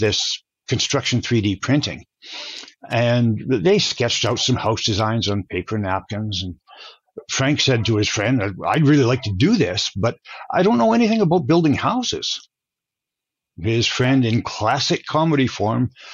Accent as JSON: {"language": "English", "region": "Alberta", "country": "Canada", "tie": "born or raised there", "said": "I grew up in Alberta, Canada"}